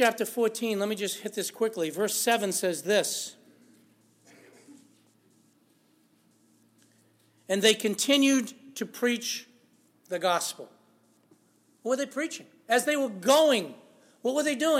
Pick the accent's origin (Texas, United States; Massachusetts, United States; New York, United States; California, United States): Massachusetts, United States; Lawrence; I grew up in Lawrence, Massachusetts